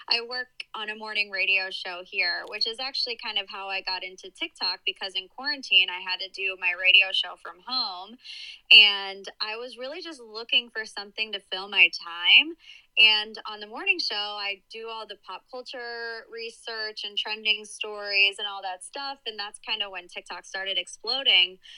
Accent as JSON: {"language": "English", "town": "Cleveland", "region": "Ohio", "country": "United States", "tie": "born or raised there", "also_born_or_lived": "West Virginia", "said": "So I was born and raised in Cleveland. I live there now. Uh, I lived in West Virginia for a little bit, but actually I went to college there."}